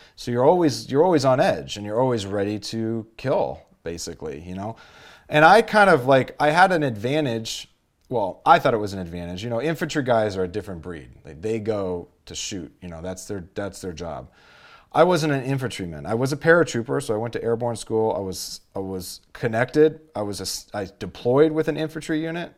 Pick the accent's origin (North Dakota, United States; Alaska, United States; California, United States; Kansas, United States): California, United States; Los Angeles; I grew up in Los Angeles, the San Fernando Valley.